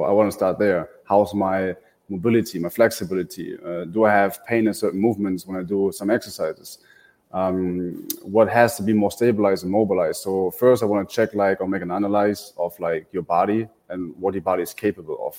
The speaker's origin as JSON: {"language": "English", "country": "Germany", "moved": "as an adult", "lives_now": "Tampa, United States", "said": "I come from Germany, so I moved to the Tampa Bay area 2.5 years ago"}